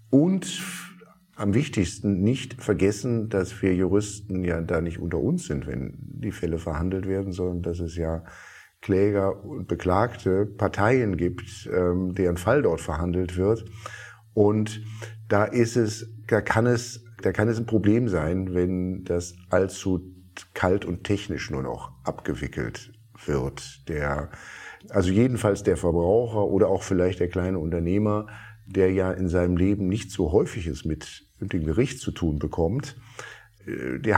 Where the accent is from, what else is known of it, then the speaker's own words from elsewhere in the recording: Berlin, Germany; als Berliner oder allen Berlinerinnen und Berlinern wünsche ich vor allen Dingen